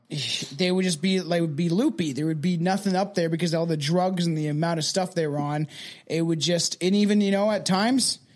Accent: Canada; We are Canadian.

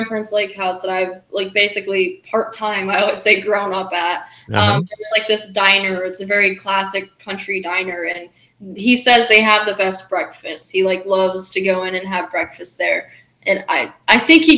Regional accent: Minnesota, United States; accent: Minnesotan; my accent thing here from Minnesota

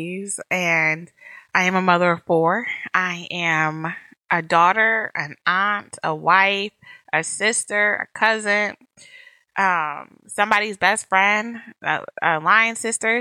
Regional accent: Connecticut, United States; now in Northern Virginia, United States; I'm originally from Connecticut, CTO day, but we live in Northern Virginia right now

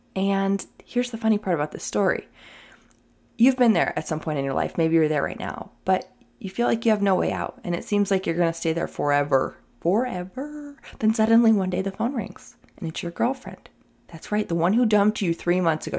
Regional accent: New York, United States; now in California, United States; I'm a New Yorker.

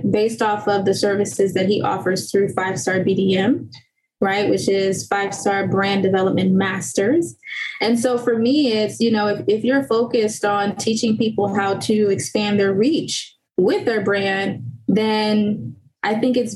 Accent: Haiti; born there; I also included a financial component to it because I was born in Haiti. My parents didn't really teach me too much about financial management.

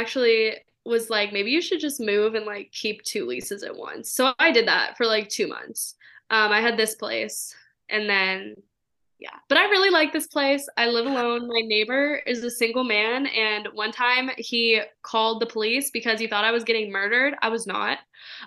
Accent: Portland, Oregon, United States; moved away as an adult; also born or lived in California; now in Las Vegas, United States; I grew up in Portland

